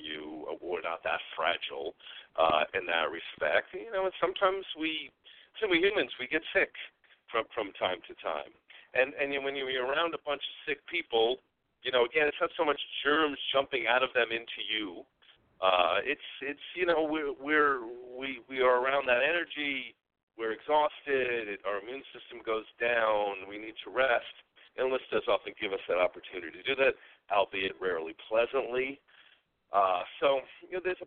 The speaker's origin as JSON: {"language": "English", "region": "New York", "country": "United States", "moved": "yes", "said": "I'm originally a New Yorker. You can probably hear some of that in my voice"}